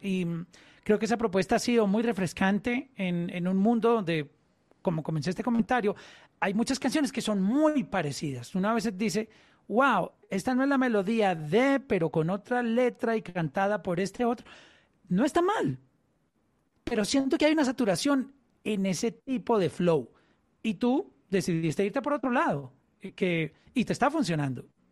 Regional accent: Colombia; en Colombia, en mi país

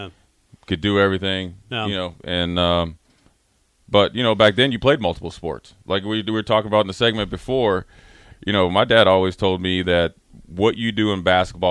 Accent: Frederick, Maryland, United States; moved away; also born or lived in Charlotte; I'm DMV

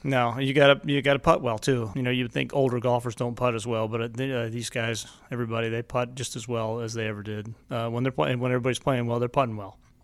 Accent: Lakeland, Florida, United States; I grew up in Lakeland, Florida.

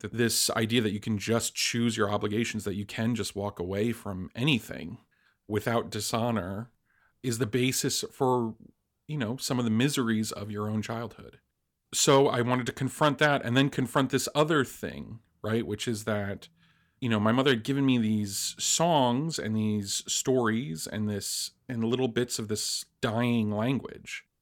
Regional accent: New Jersey, United States; I was raised in New Jersey, an only child with a single mother.

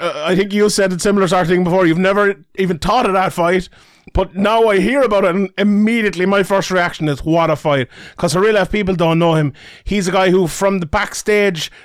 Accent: Ireland; I'm Irish

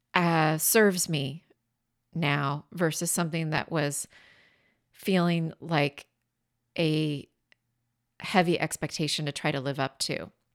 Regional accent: Washington, United States; my home state of Washington State on the Columbia River

